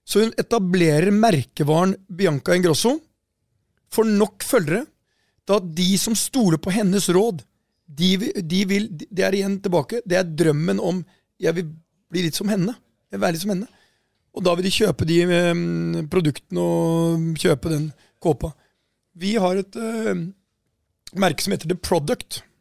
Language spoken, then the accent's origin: Norwegian; Porsgrunn, Telemark, Norway; moved away; Her sitter vi fra Porsgrunn